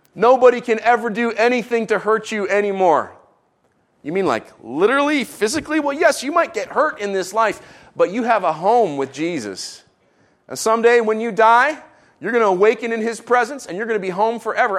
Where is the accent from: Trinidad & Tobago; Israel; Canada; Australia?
Israel; moved away; I grew up in Israel